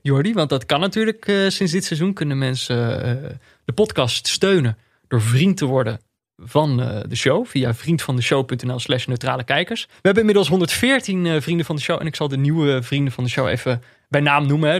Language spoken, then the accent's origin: Dutch; Netherlands; als Nederlander